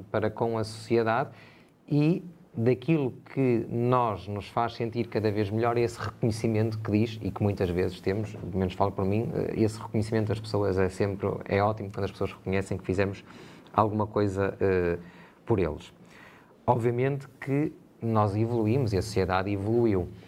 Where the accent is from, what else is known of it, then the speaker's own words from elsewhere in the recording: Portugal; Todos nós somos portugueses de pleno direito, todos nós temos deveres, mas também temos uh, direitos, e isso é um direito uh, constitucional.